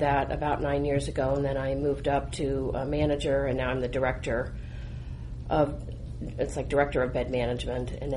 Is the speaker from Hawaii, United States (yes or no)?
no; Colorado, United States; I'm actually a Colorado native, born and raised in Colorado